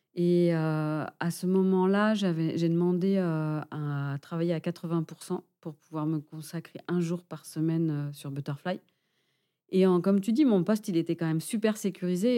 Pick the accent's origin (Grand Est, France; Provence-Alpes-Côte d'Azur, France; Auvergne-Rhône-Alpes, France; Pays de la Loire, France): Pays de la Loire, France; Angers; moved away as an adult; also born or lived in Dijon / Paris / Monterrey, Mexico / Basque Country; now in Biarritz, France; je suis originaire d'Angers